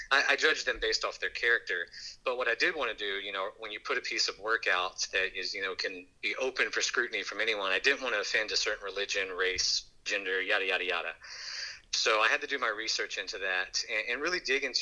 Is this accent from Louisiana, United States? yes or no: yes; Hammond, Louisiana, United States; we grew up on Lee Hughes Road out in Baptist, Louisiana, which is like less than a mile outside of the city limits for Hammond